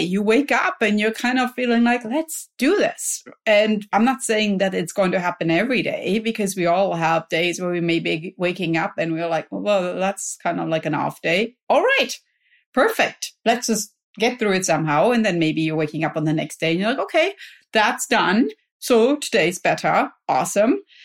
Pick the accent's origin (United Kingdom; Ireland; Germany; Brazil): Germany; now in California, United States; I grew up in Germany